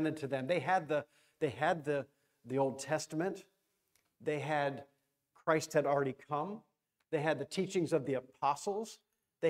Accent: Florida, United States; I'm from Florida

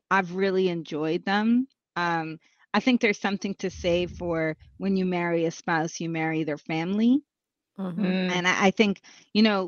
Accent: Quebec, Canada; I lived in Quebec.

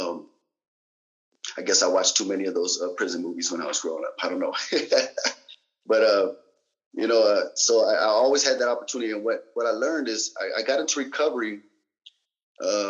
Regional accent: Salinas, California, United States; also born or lived in Germany; I was from Salinas, California

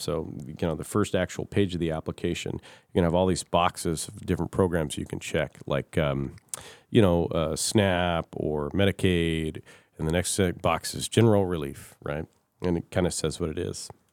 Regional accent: Kirkland, Washington, United States; now in Fairbanks, United States; I grew up in Washington State in uh, city of Kirkland in kind of the suburbs.

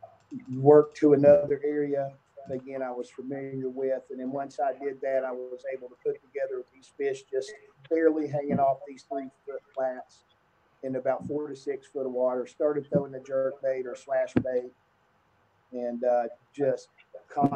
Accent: New River, West Virginia, United States; I grew up on the New River, fishing the New and Dolly and Greenbrier and Elk and whatnot.

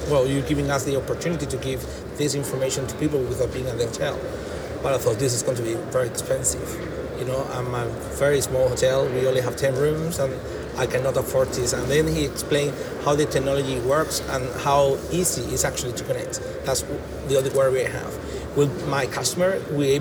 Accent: Jerez de la Frontera, Andalusia, Spain; English is a second language; moved away as an adult; I'm from Jerez, I've been away for 10 years, and back in my hometown

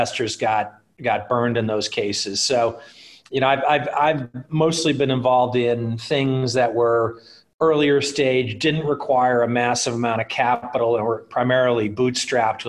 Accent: Detroit, Michigan, United States; moved away as an adult; also born or lived in Los Angeles; I'm originally from Michigan. I grew up in the Detroit area

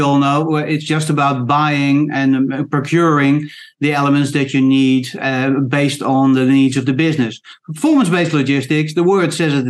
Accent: Queensland, Australia; I don't sound Australian, but I am Australian, so I'm in Australia.

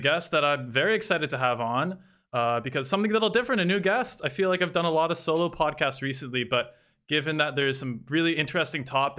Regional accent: Canada; I am Canadian as well

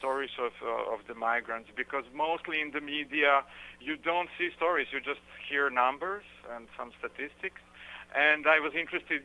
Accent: Belgrade, Serbia; it's more than 1 million migrants and refugees who passed through my hometown.

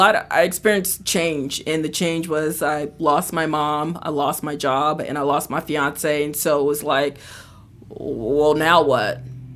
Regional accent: Atlantic City, New Jersey, United States; also born or lived in New York; So I'm actually from New Jersey. I grew up in Atlantic City, and I also did some time in New York.

